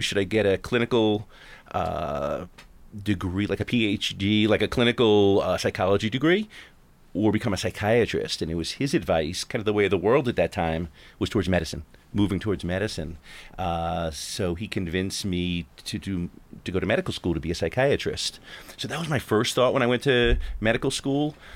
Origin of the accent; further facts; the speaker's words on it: Long Island, New York, United States; moved away as an adult; now in Pittsburgh, United States; I grew up on Long Island